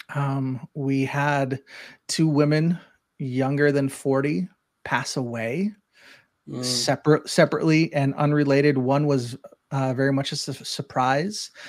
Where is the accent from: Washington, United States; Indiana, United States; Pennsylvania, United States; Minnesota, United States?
Minnesota, United States; Spring Lake Park; growing up in Spring Lake Park, Minnesota